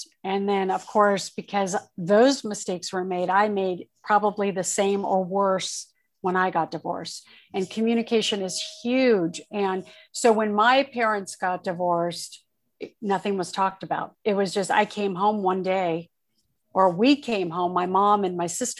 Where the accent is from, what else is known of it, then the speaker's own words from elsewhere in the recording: Torrance, California, United States; also born or lived in Oakland, California / Redondo Beach, California / Hawthorne, California / Orange County, California; I was born in Oakland and I was raised, we moved from Oakland to Torrance, California, and I was raised in Southern California